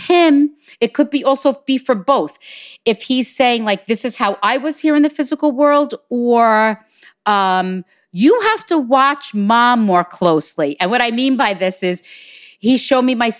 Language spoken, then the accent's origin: English; Hicksville, New York, United States; from Hicksville, New York